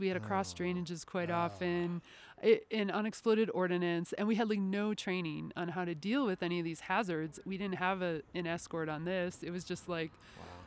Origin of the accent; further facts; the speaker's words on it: Wisconsin, United States; moved away; I grew up in Wisconsin, and I started doing archaeology there